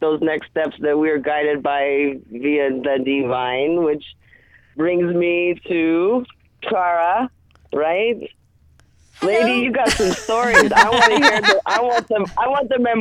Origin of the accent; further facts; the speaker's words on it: California, United States; now in Phoenix, United States; I was born and raised in California